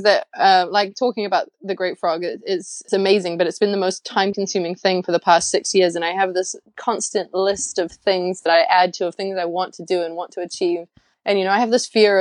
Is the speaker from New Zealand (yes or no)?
yes; New Zealand; moved away as an adult; also born or lived in London, United Kingdom (born); now in Los Angeles, United States; I grew up without television in New Zealand, you know, with a big backyard